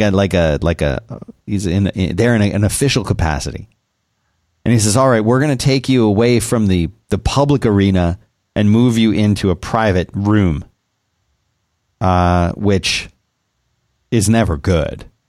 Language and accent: English; Texas, United States; us Texans